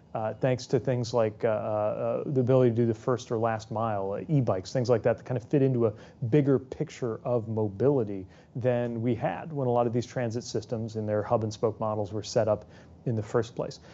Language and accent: English; South Bend, Indiana, United States; my hometown, South Bend